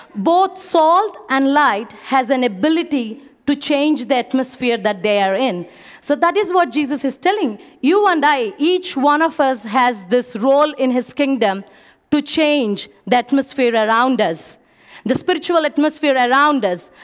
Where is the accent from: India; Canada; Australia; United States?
India; moved away; I'm from India.